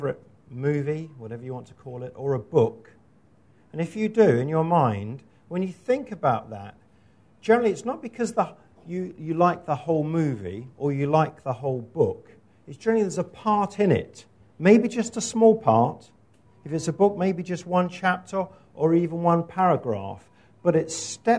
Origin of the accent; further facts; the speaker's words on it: Scotland, United Kingdom; moved away; my home country, which is Scotland